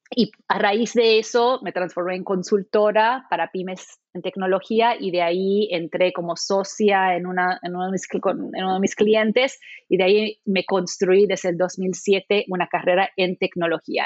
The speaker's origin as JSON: {"language": "Spanish", "area": "Maui", "region": "Hawaii", "country": "United States", "tie": "born or raised there", "moved": "yes", "said": "Yo crecí en, en, Maui"}